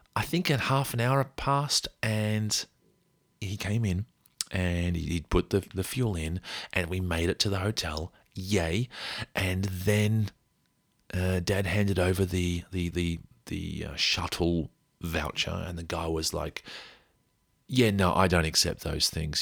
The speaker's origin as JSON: {"language": "English", "country": "Australia", "said": "we came from Australia"}